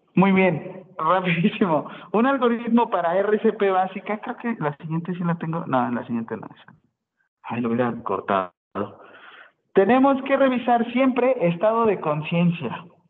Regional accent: Acapulco, Guerrero, Mexico; yo soy de Acapulco y soy salvavidas

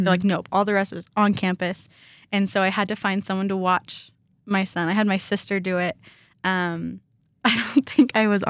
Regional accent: Sedalia, Missouri, United States; moved away as an adult; now in Rexburg, United States; I grew up in Missouri.

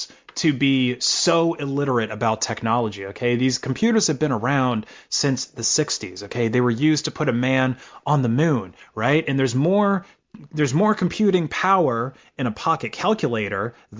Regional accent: United States; As an American

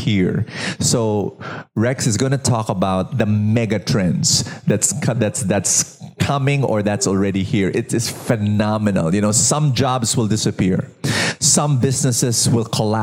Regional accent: Philippines; I'm a Filipino

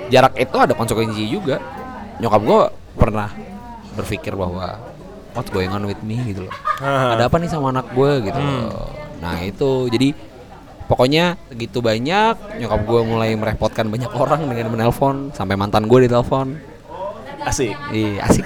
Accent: Yogyakarta, Special Region of Yogyakarta, Indonesia; gue ke Jogja gue orang Jogja

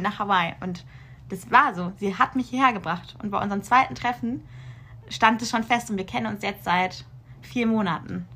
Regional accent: Karlsruhe, Baden-Württemberg, Germany; moved away as an adult; now in Munich, Germany; in Karlsruhe geblieben da, wo ich herkomme

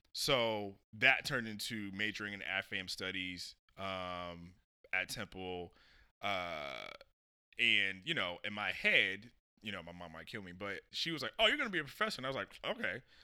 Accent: Springfield, Massachusetts, United States; I was born in Springfield, Massachusetts

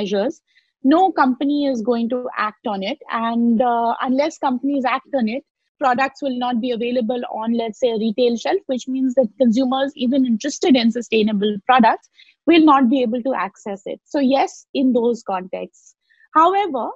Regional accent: Lucknow, Uttar Pradesh, India; I grew up in Lucknow

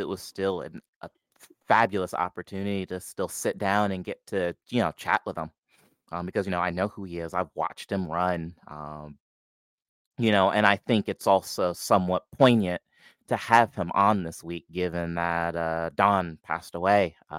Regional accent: Detroit, Michigan, United States; You would think growing up in Detroit, drag racing, all the places, all the things, NHRA didn't rock up to Milan Dragway until the last couple of years.

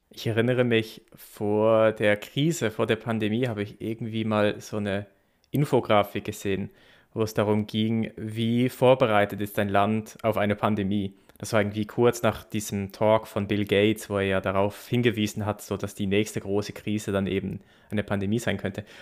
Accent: Basel, Basel-Stadt, Switzerland; in Basel, wo, wo ich herkomme.

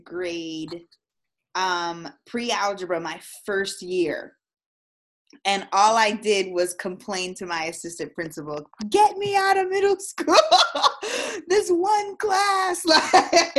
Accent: Florida, United States; also born or lived in Massachusetts; I was born in Massachusetts. I was raised in Florida. We moved here probably when I was 3 years old.

